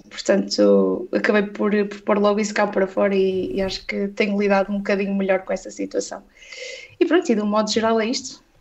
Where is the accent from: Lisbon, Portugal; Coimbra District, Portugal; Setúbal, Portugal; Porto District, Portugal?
Porto District, Portugal; Vila Nova de Gaia; born there; uh, tenho 27 anos, nasci em Gaia, eu, portanto, bem longe do, do nosso Benfica, não é?